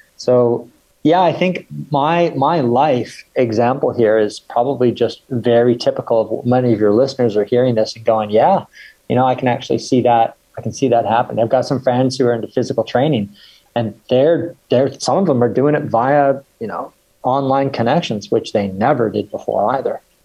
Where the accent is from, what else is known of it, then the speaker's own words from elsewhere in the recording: Victoria, British Columbia, Canada; also born or lived in England; I was born in England and I grew up in Canada. So I was raised in Canada and it was on the west coast, a place called Victoria, British Columbia